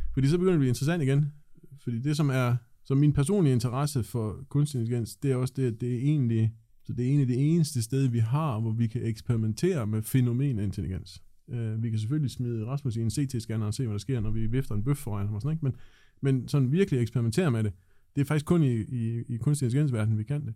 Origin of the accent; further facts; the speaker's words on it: Thisted, North Denmark Region, Denmark; Jeg er født i Thisted